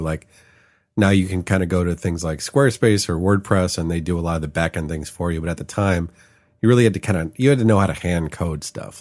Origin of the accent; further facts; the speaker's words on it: Chicago, Illinois, United States; moved away as an adult; also born or lived in San Francisco; now in Los Angeles, United States; moved to Chicago when I was five. So I grew up in Chicago. I lived there for thirty-three years.